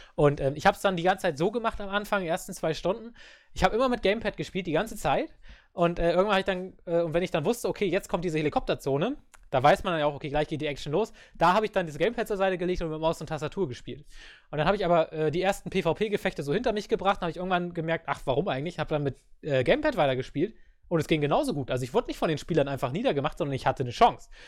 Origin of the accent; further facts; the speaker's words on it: Germany; ich komme aus Deutschland